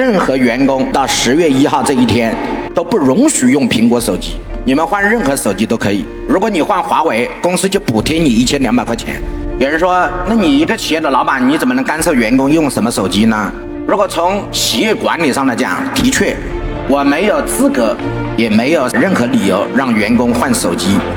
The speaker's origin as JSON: {"language": "Chinese", "country": "China", "said": "作为中国人，我有资格来要求。"}